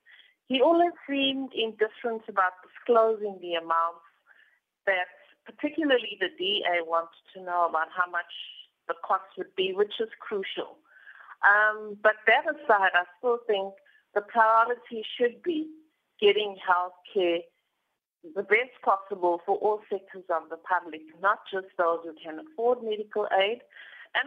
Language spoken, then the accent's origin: English; South Africa; whilst I'm not saying that we as South Africans